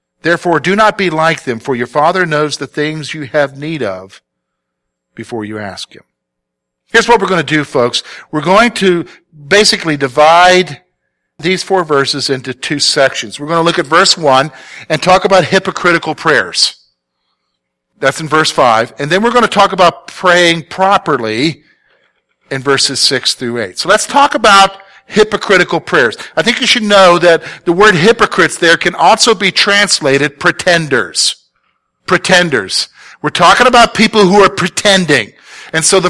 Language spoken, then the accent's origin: English; the South, United States; moved away; I'm from the South. I don't speak right